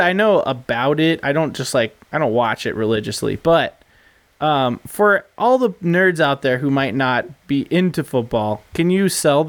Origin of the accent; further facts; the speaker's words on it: Las Vegas, Nevada, United States; I come from a football family, you know. Albeit we're from Vegas